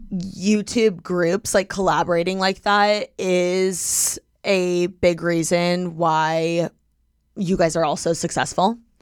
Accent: Midwest, United States; growing up in the Midwest

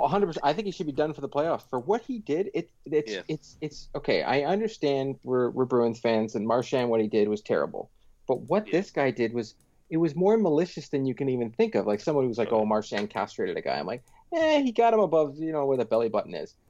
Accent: Pickering, Ontario, Canada; I grew up in Pickering.

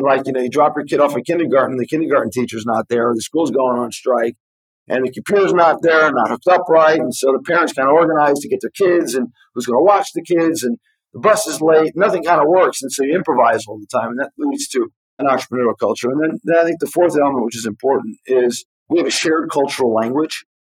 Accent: New York City, New York, United States; moved away as an adult; now in Israel; So I was born and raised in New York. I like to say on the island of Manhattan. I went to elementary school, high school, and then college in Manhattan. After my freshman year of college, I came to study in Israel for a year that turned into 2.

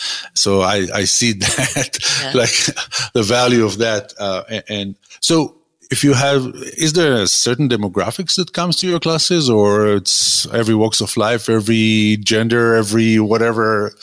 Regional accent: Israel; moved away; I come from Israel, and I served in the Israeli Defense Forces.

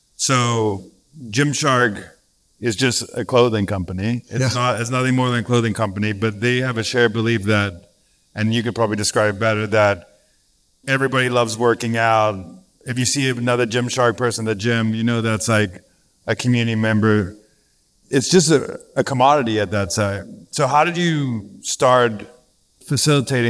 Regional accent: South Africa; fellow African. I'm from South Africa.

